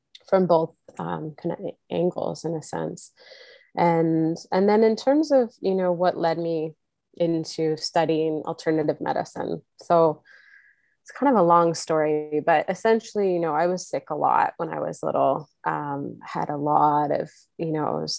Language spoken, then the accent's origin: English; Kamloops, British Columbia, Canada; I grew up in Kamloops, BC